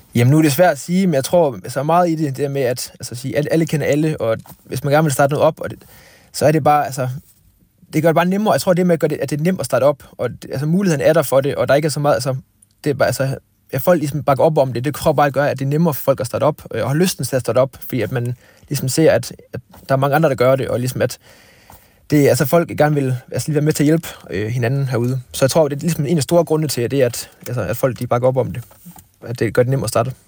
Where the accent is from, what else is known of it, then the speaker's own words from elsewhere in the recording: Thyholm / West Jutland, Central Denmark Region, Denmark; Fiskeland, hvor, hvor jeg kommer fra